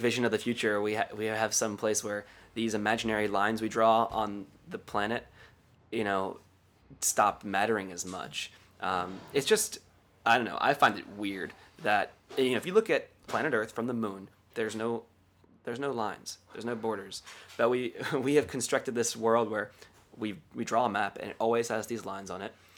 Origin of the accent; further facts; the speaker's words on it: Columbia, Maryland, United States; moved away as an adult; now in Chiang Mai, Thailand; where I grew up in the Columbia Mall